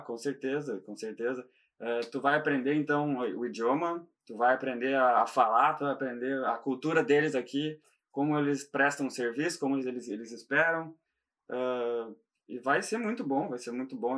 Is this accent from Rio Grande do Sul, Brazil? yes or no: yes; Gaúcho, Rio Grande do Sul, Brazil; moved away as an adult; also born or lived in Italy / London; now in Ireland; eu sou gaúcho